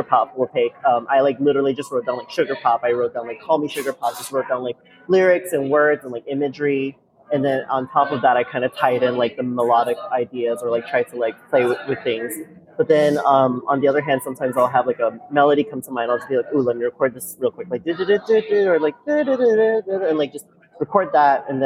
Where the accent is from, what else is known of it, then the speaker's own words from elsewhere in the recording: New Orleans, Louisiana, United States; also born or lived in Taiwan / Bay Area, California; I was born in Taiwan. My entire family is from Taiwan. Like, even my sister, who is a year and 2 months younger than me, was born there. But we moved here when I was three to New Orleans, and we grew up here ever since